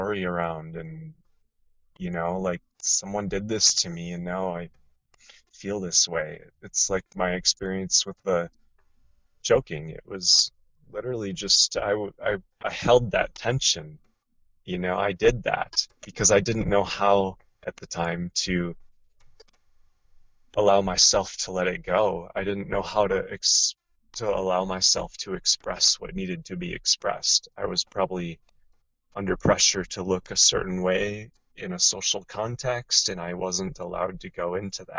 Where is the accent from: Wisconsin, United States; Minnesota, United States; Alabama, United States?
Minnesota, United States; also born or lived in Southern Oregon; now in Oregon, United States; where I grew up in Minnesota, in the Midwest of the United States